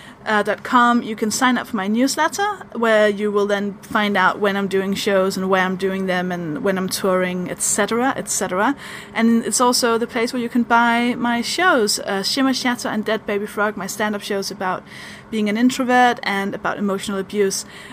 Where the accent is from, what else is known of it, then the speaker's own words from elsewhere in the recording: Denmark; now in London, United Kingdom; I'm from Denmark. That's the weird accent